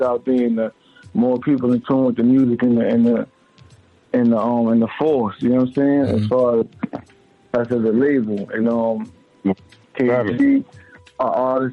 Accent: New York City, New York, United States; I'm from Crown Heights, Brooklyn, New York.

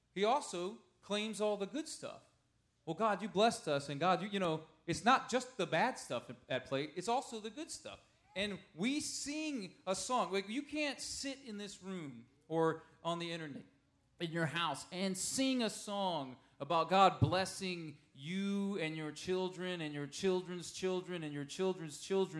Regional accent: United States; as an American individualistic person

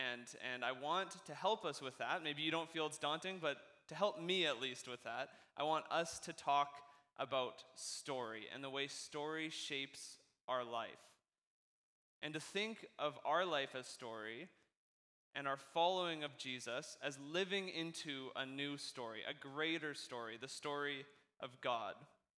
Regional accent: West Coast, Canada; I don't even think I'm that Canadian. I think I do pretty good at, you know, us West Coast, we're basically American in how we talk

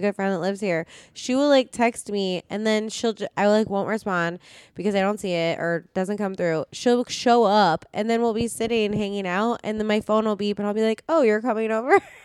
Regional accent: Phoenix, Arizona, United States; moved away; we're from Phoenix

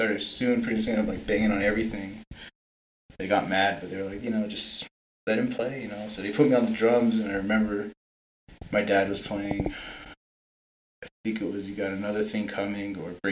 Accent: Twin Lakes, New Mexico, United States; now in Gallup, United States; we're all from the reservation. Gary and I are from Twin Lakes.

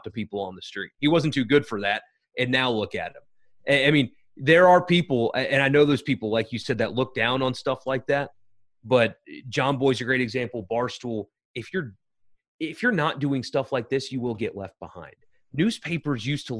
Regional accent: Greenville, South Carolina, United States; moved away; in Greenville, South Carolina, it's not a college town

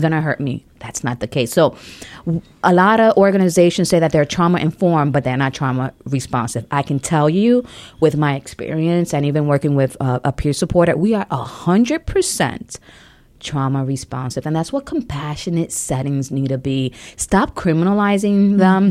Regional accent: New York City, New York, United States; moved away; also born or lived in Ohio; I grew up um, in New York City.

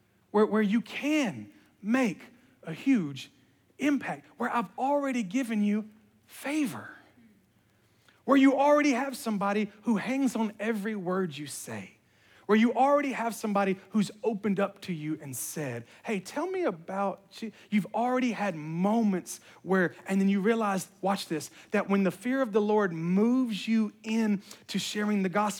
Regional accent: Memphis, Tennessee, United States; I'm from Memphis, so you get shot for stuff like that.

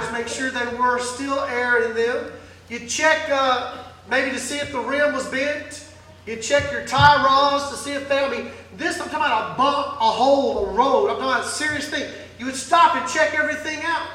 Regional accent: Mississippi, United States; I grew up in Mississippi.

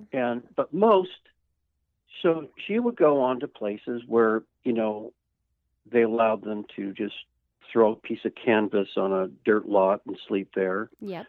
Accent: California, United States; I grew up in California

